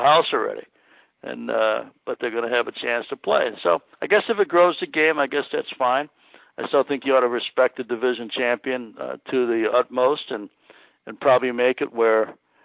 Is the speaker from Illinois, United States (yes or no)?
yes; Chicago, Illinois, United States; growing up in Chicago